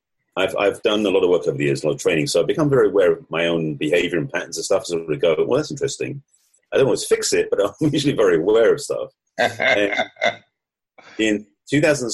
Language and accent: English; England, United Kingdom; accent: English; moved away; also born or lived in United States; the accent may give it away, but I'm actually English, although I lived in the States for over 30 years.